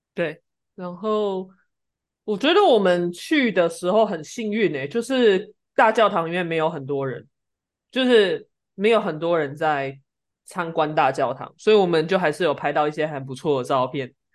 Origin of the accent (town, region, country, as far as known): Taiwan; now in Germany